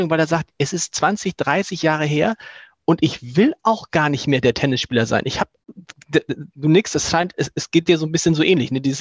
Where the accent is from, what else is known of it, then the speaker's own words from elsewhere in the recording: Hamburg, Germany; man als Hamburger aber natürlich nicht drauf hat, weil man immer gleich bei Elbe an Nienstedt und Blankenese oder so denkt.